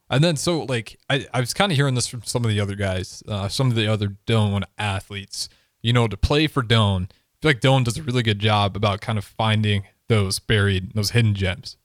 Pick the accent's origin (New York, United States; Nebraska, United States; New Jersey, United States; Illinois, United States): Nebraska, United States; Northeast; I'm from Northeast Nebraska